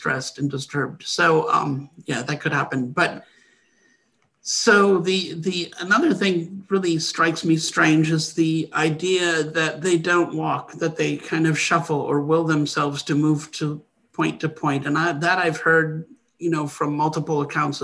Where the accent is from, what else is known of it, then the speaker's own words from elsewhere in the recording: Wisconsin, United States; I grew up in Wisconsin